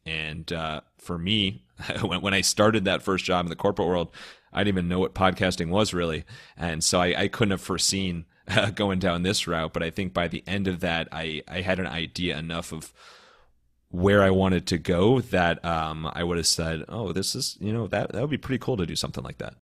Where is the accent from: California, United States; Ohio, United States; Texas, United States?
Ohio, United States; Cleveland; moved away as an adult; Born and raised in Cleveland, uh, lived there up until college